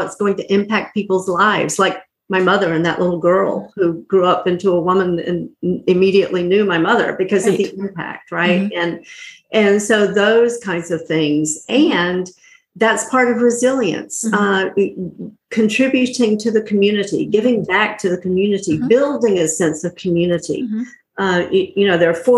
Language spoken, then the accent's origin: English; North Carolina, United States; I grew up in North Carolina in a small mm-hmm. little town